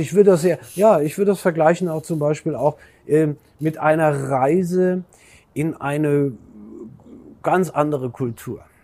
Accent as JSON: {"language": "German", "country": "Germany", "said": "sind wir Deutsche"}